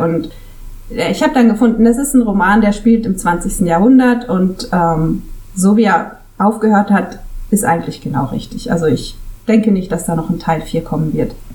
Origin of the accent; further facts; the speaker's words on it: Switzerland; first language German; moved away as an adult; now in Costa Brava, Spain; als Schweizerin, also als Schweizerin, als in der Schweiz aufgewachsene